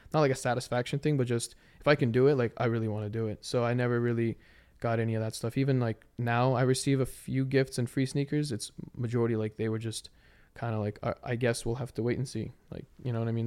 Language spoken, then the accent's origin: English; Maryland, United States; I'm from Maryland